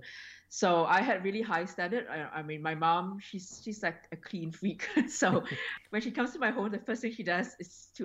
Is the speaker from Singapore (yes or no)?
yes; Singapore; now in Australia; I was born and raised in Singapore